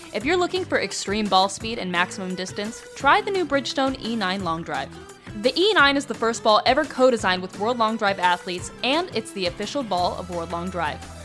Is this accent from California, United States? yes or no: yes; Southern California, United States; I grew up in Southern California